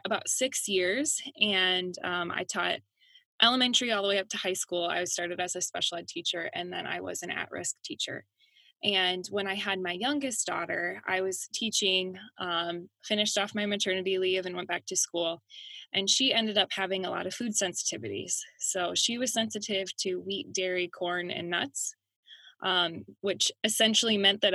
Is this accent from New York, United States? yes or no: no; Fairbank, Iowa, United States; also born or lived in Des Moines, Iowa / Rochester, Minnesota; now in Center Point, United States; I grew up in Fairbank, Iowa